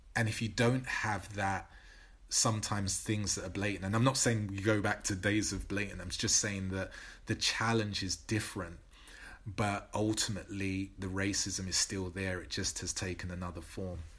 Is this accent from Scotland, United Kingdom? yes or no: no; London, United Kingdom; growing up in Newham